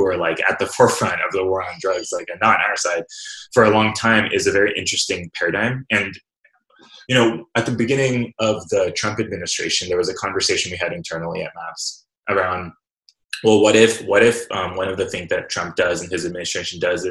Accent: Fresno, California, United States; I was born and raised in Fresno, California

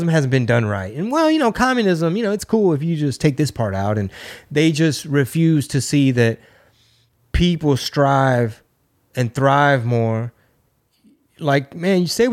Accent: Houston, Texas, United States; my hometown, Houston

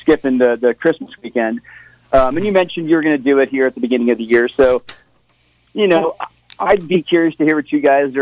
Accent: Florida, United States; growing up in Florida

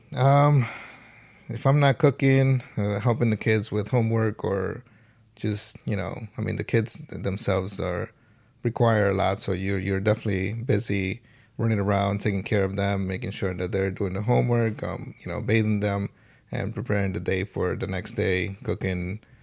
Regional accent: New York City, New York, United States; I am from the Boogie Down Bronx

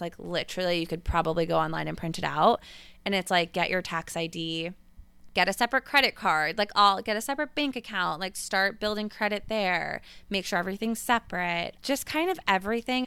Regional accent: Westchester, New York, United States; moved away; I grew up in Westchester, New York

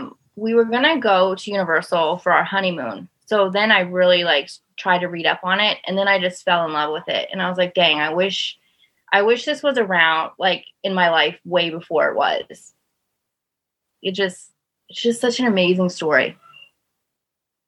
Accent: Las Vegas, Nevada, United States; moved away as an adult; also born or lived in Kannapolis, North Carolina; now in Florida, United States; I grew up in Las Vegas. And when I was about 20, I moved to North Carolina. And I moved from North Carolina to Florida about 2 years ago.

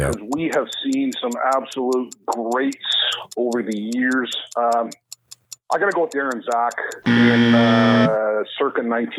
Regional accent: Lincoln, Ontario, Canada; I grew up in a small town called Lincoln, Ontario

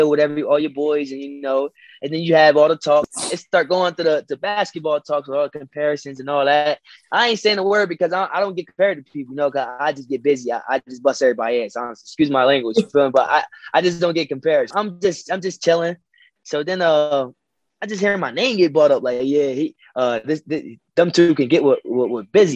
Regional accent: Delaware, United States; where I come from Delaware, we get overlooked. You know, we a small town, small city.

